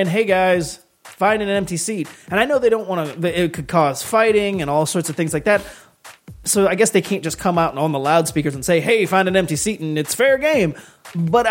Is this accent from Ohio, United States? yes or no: yes; Toledo, Ohio, United States; Toledo. My hometown.